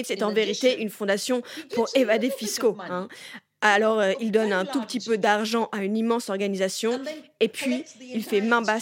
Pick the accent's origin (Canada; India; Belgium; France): India; Je suis née en Inde.